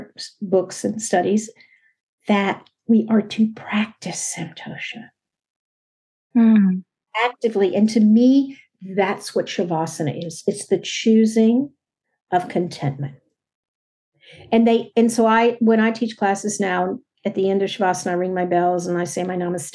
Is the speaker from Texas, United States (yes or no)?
yes; Texas, United States; now in San Francisco Bay Area, United States; I grew up in Texas